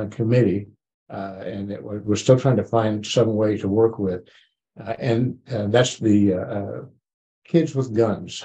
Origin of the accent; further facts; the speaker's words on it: Joplin, Missouri, United States; I'm from the Joplin area